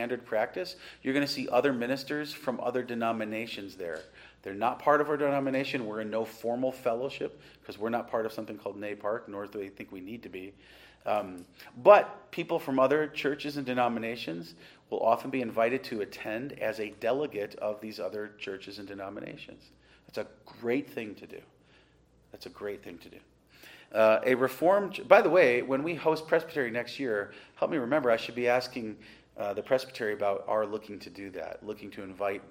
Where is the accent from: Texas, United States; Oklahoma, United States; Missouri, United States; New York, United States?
New York, United States; Western; where I grew up in Western New York